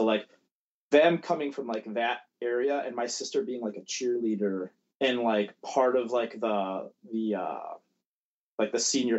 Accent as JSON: {"language": "English", "town": "Buffalo", "region": "New York", "country": "United States", "tie": "born or raised there", "said": "Buffalo, yeah, Buffalo."}